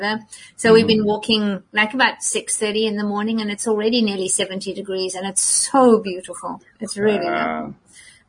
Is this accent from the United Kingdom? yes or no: no; South Africa; now in Minneapolis, United States; I'm African born